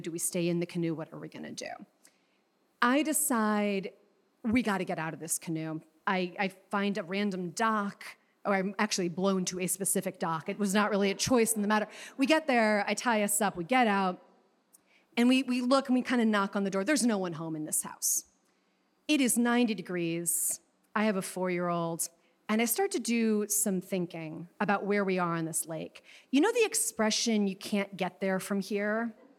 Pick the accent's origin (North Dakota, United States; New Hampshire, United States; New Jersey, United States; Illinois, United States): Illinois, United States; Chicago; I am from Chicago